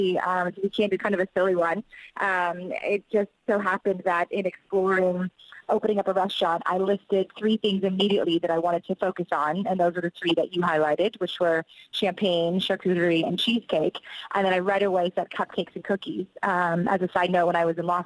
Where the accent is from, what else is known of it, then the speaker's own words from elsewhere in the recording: Canada; I am Canadian